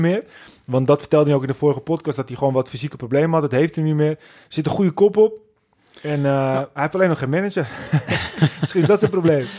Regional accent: Netherlands; wij als Nederlanders

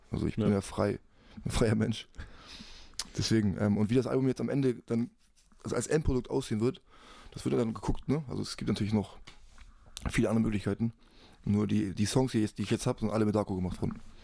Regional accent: Hamburg, Germany; ich bin ja Hamburger, ich bin hier wegen Familie, mein Kind ist hier

